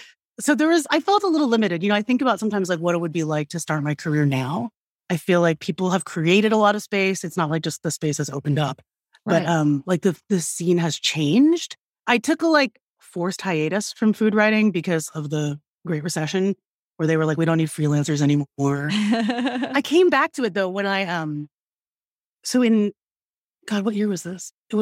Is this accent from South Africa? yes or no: no; Philippines; I was like, okay, so I'm Filipina. I never hear about Filipino food.